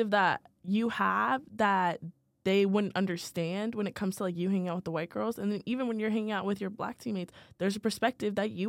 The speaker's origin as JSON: {"language": "English", "region": "Virginia", "country": "United States", "said": "Oh, I'm from Virginia."}